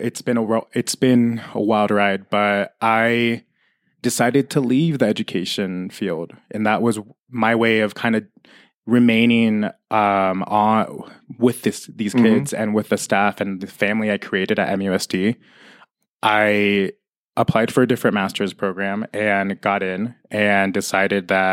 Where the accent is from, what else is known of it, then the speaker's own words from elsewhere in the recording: Mammoth Lakes, California, United States; also born or lived in Los Angeles / San Diego; growing up in Mammoth was wild